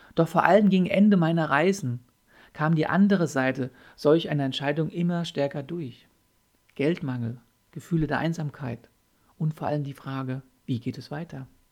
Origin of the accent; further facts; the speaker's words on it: Germany; bei uns in Deutschland